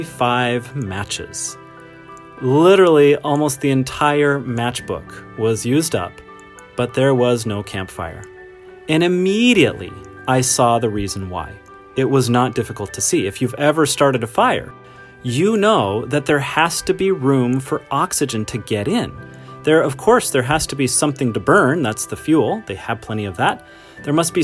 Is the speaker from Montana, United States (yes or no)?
yes; Montana, United States; I grew up in Montana